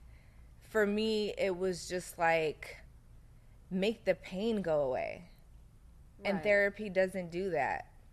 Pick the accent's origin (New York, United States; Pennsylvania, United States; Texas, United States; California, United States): Pennsylvania, United States; Philadelphia; I grew up in South Philly